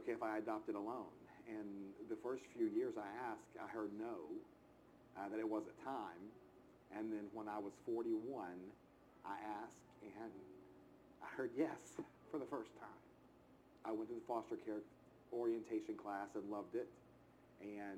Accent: outside of Chattanooga, Tennessee, United States; I grew up outside of Chattanooga, Tennessee

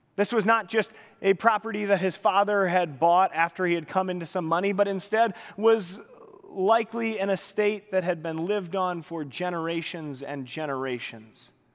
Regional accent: Pacific Northwest, United States; moved away; I had the pleasure of growing up in the Pacific Northwest

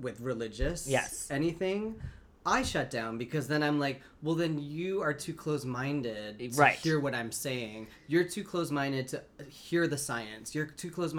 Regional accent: Canada; now in United States; I'm Canadian

